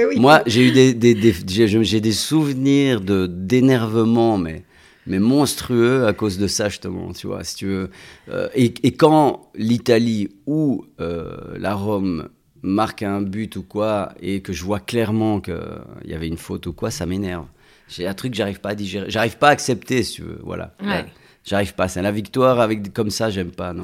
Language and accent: French; Belgium; je suis né, j'ai grandi en Belgique